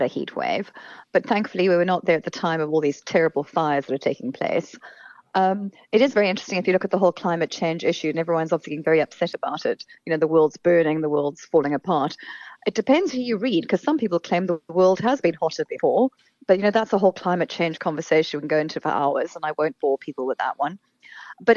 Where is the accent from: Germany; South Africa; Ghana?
South Africa